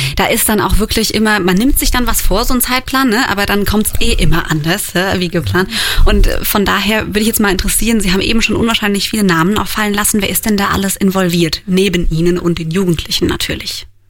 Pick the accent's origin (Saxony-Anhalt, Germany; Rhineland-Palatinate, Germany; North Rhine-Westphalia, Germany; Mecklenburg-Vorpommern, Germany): Rhineland-Palatinate, Germany; Roxheim; Ich bin auch aus dem Ort